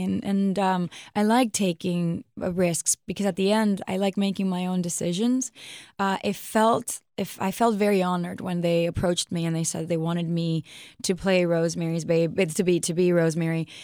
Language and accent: English; New York City, New York, United States; I'm from Queens. Like, I speak my English my way